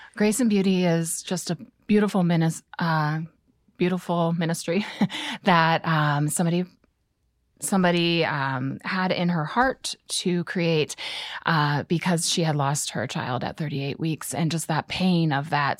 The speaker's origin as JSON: {"language": "English", "town": "Canton", "region": "Ohio", "country": "United States", "tie": "born or raised there", "said": "I grew up in Canton, and then I went to college at Malone"}